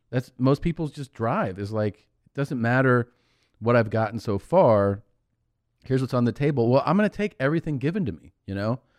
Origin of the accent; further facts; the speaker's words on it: Cincinnati, Ohio, United States; I'm from Cincinnati.